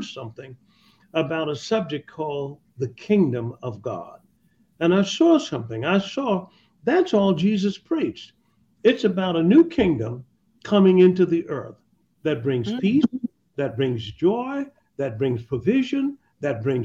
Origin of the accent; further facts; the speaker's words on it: Tuskegee, Alabama, United States; moved away; When I was very young, I was brought up in Tuskegee, Alabama